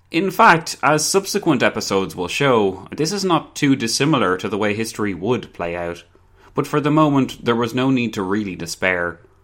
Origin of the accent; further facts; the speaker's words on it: Ireland; I'm Irish